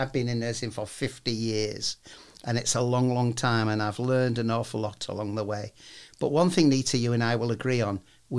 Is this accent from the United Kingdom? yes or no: yes; Wigan, North West England, United Kingdom; I come from Wigan.